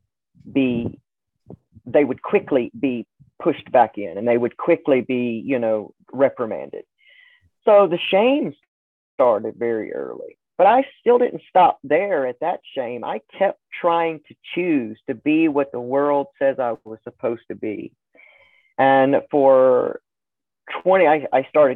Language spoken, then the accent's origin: English; Southern Alabama, United States; I grew up also in the Deep South. So I was in Southern Alabama, small town, growing up